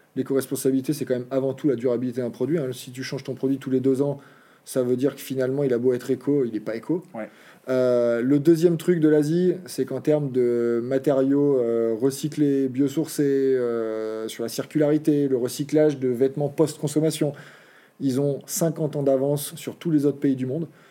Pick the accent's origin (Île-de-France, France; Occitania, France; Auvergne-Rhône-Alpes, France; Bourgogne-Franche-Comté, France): Auvergne-Rhône-Alpes, France; moved away; also born or lived in French Alps; chez nous, euh, l'activité du samedi-dimanche, euh, c'est le VTT. Donc depuis tout petit, on a toujours été sur nos terrains de jeu.